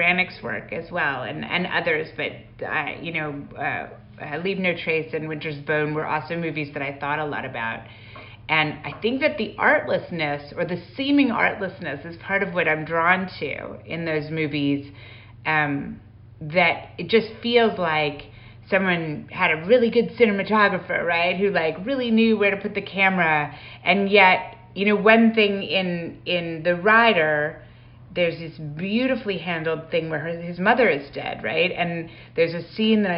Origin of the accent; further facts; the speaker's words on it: Calgary, Alberta, Canada; I grew up in Calgary going to the Stampede